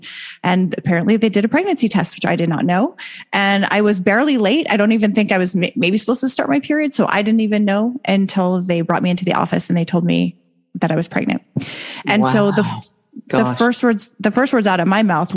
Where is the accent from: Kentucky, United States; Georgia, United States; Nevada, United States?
Nevada, United States; Las Vegas; moved away as an adult; I actually grew up here. I just moved back, so I've been gone for a decade